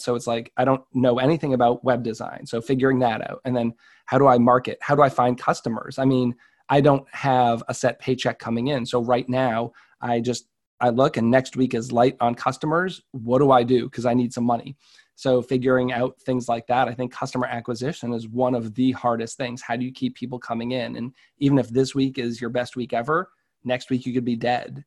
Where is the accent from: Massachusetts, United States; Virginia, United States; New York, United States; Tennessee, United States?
Massachusetts, United States; Marlborough; our hometown of Marlboro.